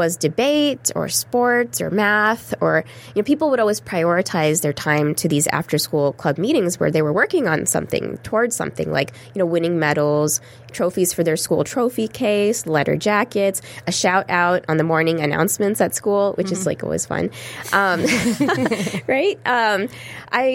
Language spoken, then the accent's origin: English; Texas, United States; a shy second-generation American Muslim South Asian girl growing up in Texas